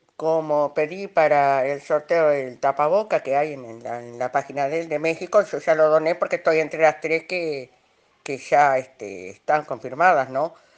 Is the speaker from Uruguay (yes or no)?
yes; Uruguay; estoy acá en mi país